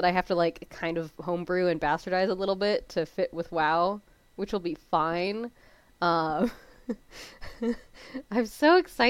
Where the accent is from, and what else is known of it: Canada